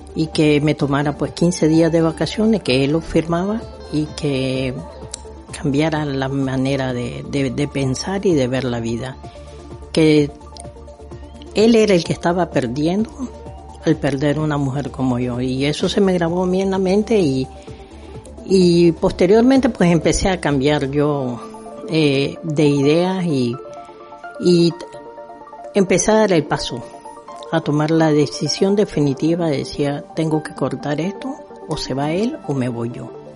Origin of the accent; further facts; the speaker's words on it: Nicaragua; moved away; mi país, en Nicaragua